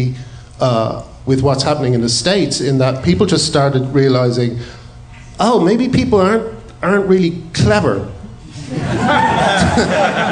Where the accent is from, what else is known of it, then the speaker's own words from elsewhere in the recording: Ireland; we said, Ireland.